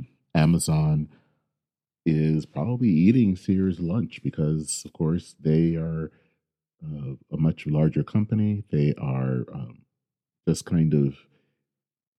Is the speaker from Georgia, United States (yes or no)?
no; Flint, Michigan, United States; I grew up in Flint, Michigan